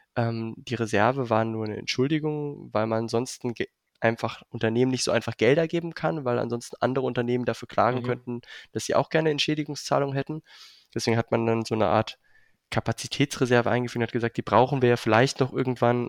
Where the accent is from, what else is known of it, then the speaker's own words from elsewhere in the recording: Berlin, Germany; Ich komme auch ursprünglich aus Berlin.